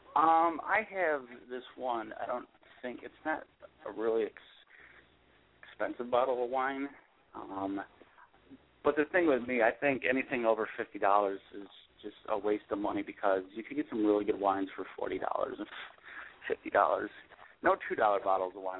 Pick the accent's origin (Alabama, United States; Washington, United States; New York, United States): New York, United States; Buffalo; I'm born and raised in Buffalo, but I've been I actually I've been stationed in Central New York and then um a couple other spots in New York.